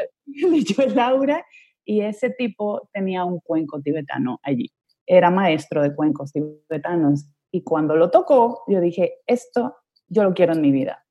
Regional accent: Ecuador; moved away as an adult; also born or lived in Spain / Colombia; now in Madrid, Spain; entonces yo viví gran parte de mi infancia en Ecuador

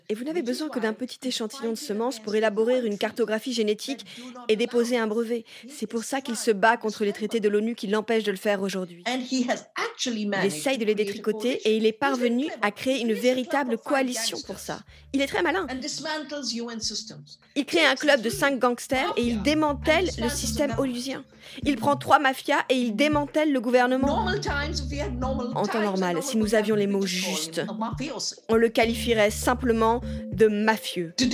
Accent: India; Je suis née en Inde.

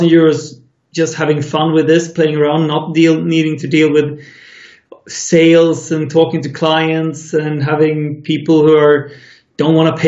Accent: Sweden; my hometown in Sweden

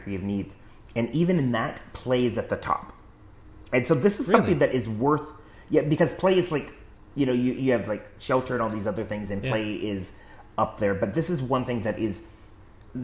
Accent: West Coast, United States; I grew up in the West Coast, so the earthquake drills and stuff like that.

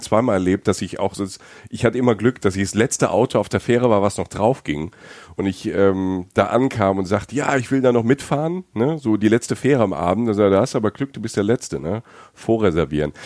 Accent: Germany; ich bin aus Deutschland

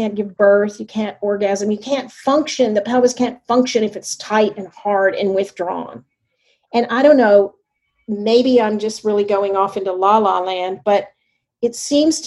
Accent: the South, United States; I grew up in the South

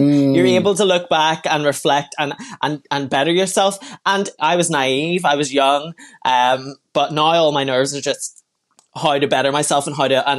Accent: Belfast, Northern Ireland, United Kingdom; I'm from Belfast.

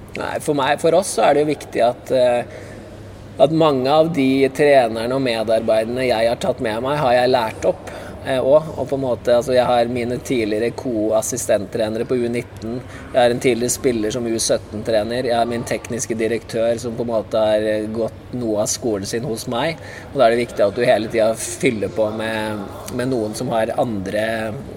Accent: Norway; jeg er nordmann

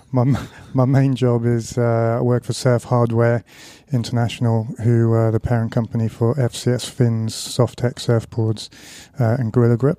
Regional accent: Amanzimtoti, KwaZulu-Natal, South Africa; also born or lived in Johannesburg, South Africa; now in United Kingdom; I was born in Johannesburg, but I spent most of my youth and my surfing years on the Natal south coast, just south of Durban.

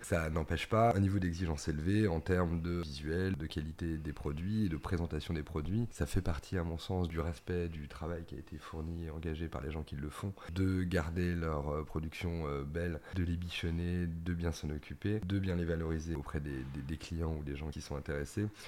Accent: Normandy, France; ça ramène à des souvenirs d'enfance, euh, à des paysages, euh, au petit bocage normand

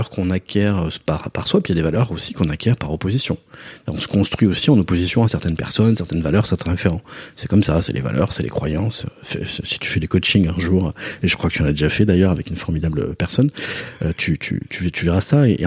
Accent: Basque Country, France; Je viens du Pays Basque, bien sûr. Donc l'artiste, dans les, enfin, je suis né dans les années 70

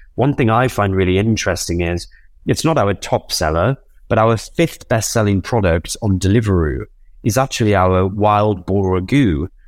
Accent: Newcastle upon Tyne, North East England, United Kingdom; I'm a Geordie. I'm from Newcastle.

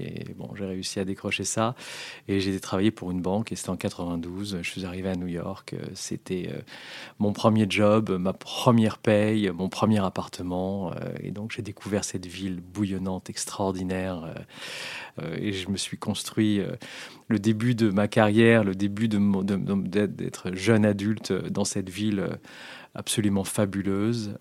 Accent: France; moved away as an adult; also born or lived in London; je rentre dans une boîte américaine en tant que Français

